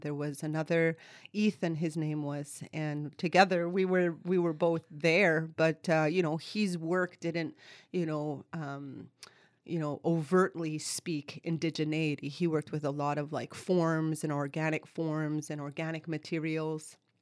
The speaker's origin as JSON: {"language": "English", "town": "Kahnawake", "region": "Quebec", "country": "Canada", "tie": "born or raised there", "also_born_or_lived": "Vancouver, British Columbia", "moved": "as an adult", "lives_now": "Victoria, Canada", "said": "I am Ganyatgahaga from Ganawaga, which is located in the province of Quebec, about twenty minutes outside of Montreal, where I was born and raised. Grew up on reserve with my family, my community, my culture."}